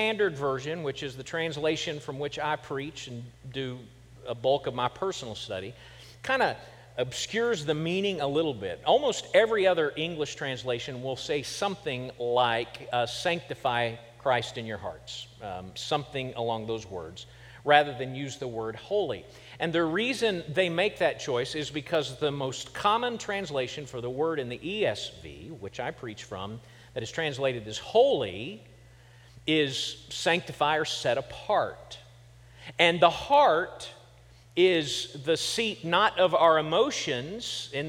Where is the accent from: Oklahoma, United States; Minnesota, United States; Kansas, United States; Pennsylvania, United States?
Kansas, United States; And I said I was from Kansas. That is nowhere, that is not being a Southerner.